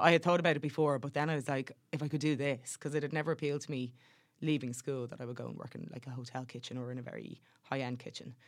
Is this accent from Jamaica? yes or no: no; Dublin, Leinster, Ireland; growing up in Dublin, it, like, through the nineties, that was kind of when I was growing up